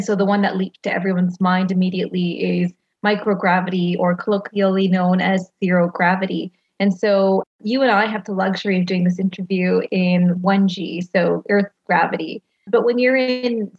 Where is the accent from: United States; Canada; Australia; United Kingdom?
Canada; I'm Canadian